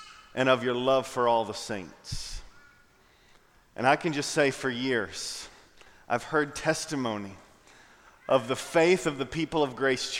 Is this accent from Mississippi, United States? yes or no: no; Knoxville, Tennessee, United States; now in Raleigh, United States; I grew up in Knoxville, Tennessee